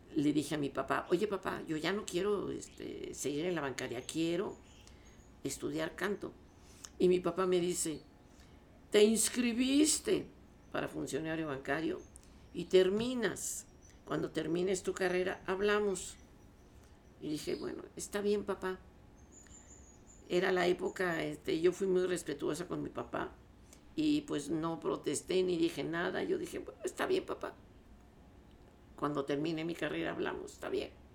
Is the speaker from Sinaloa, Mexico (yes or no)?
no; Mexico City, Mexico; also born or lived in La Paz, Baja California Sur; yo nací en La Paz Baja, California, eh, y llegué aquí a la Ciudad de México con, bueno, desde luego con mis padres, este, a vivir ya aquí en la ciudad